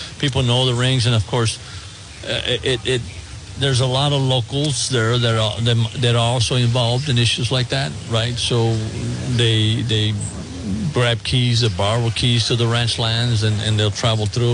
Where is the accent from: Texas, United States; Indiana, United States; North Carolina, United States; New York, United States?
Texas, United States; born or raised there